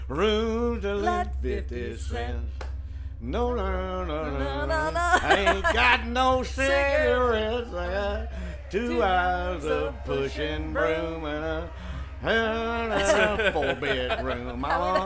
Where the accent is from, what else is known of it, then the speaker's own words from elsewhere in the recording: Chattanooga, Tennessee, United States; also born or lived in Memphis; growing up in Chattanooga